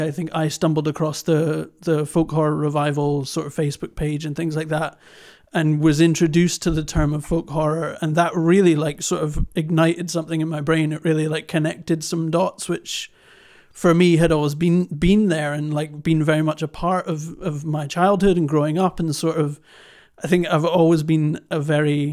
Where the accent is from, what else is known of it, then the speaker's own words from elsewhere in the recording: Fife Coast, Scotland, United Kingdom; I grew up in the Fife Coast